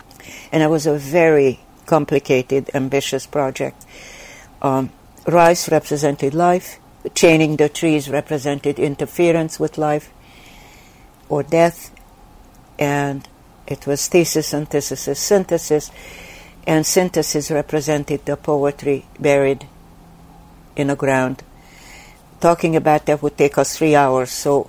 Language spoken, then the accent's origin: English; Sweden; English is a second language; when I grew up in Sweden, I wanted to study migrating birds, because I felt I was uprooted and I was migrating and from country to country.